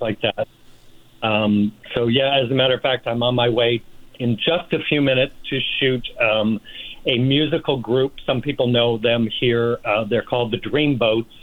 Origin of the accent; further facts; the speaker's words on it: Rochester, New York, United States; now in Palm Springs, United States; I'm from Rochester, New York originally, and my dad worked for Eastman Kodak for 35 years.